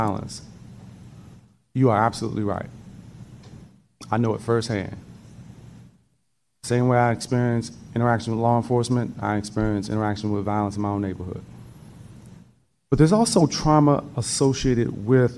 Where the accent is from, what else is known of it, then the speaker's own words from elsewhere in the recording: Washington, District of Columbia, United States; When I grew up in the District of Columbia